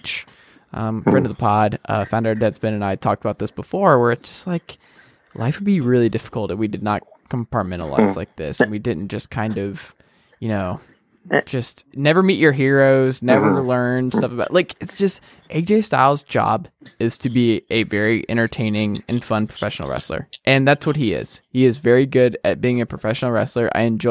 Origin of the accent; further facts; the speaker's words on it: Georgia, United States; I'm from Georgia.